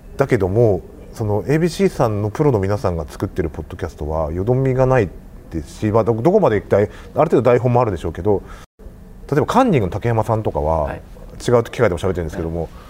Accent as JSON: {"language": "Japanese", "region": "Hokkaido", "country": "Japan", "tie": "born or raised there", "moved": "as an adult", "lives_now": "Kansai, Japan", "said": "僕北海道の出身でですね関西に来たのは29歳の時なんですけども"}